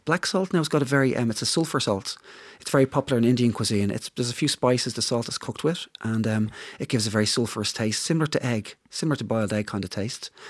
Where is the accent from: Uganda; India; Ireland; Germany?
Ireland; Dublin, Leinster; I'm from, I'm from Dublin